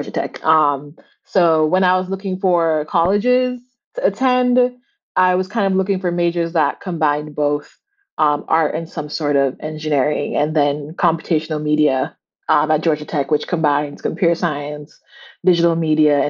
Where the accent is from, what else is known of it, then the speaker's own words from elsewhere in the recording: Kingston, Jamaica; moved away as an adult; now in Boston, United States; I'm from Jamaica because I am. Born and raised in Kingston, Jamaica.